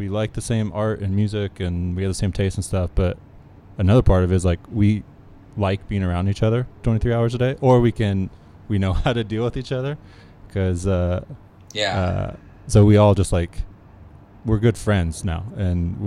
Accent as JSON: {"language": "English", "town": "San Diego", "region": "California", "country": "United States", "also_born_or_lived": "New York", "lives_now": "Los Angeles, United States", "said": "I'm from San Diego."}